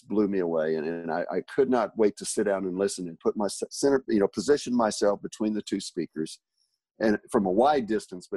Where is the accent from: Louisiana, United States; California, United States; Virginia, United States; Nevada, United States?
Louisiana, United States; Lake Charles; the space in our house that I grew up in Lake Charles